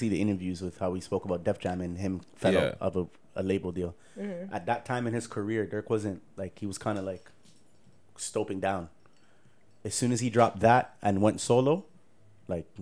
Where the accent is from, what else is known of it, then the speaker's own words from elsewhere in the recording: Toronto, Ontario, Canada; also born or lived in Edmonton; I grew up in Wolner, Jane and Wolner. I moved from Wolner to Pelham in grade 2